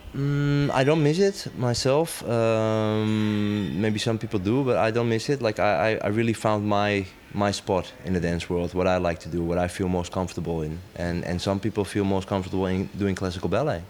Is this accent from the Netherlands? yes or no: yes; Amsterdam, North Holland, Netherlands; now in Rotterdam, Netherlands; I'm from Amsterdam, living half my life in Rotterdam.